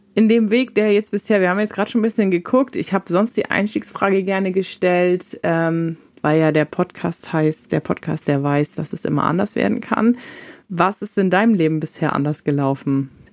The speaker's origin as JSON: {"language": "German", "region": "Northern Germany", "country": "Germany", "said": "ich komme ganz aus dem Norden"}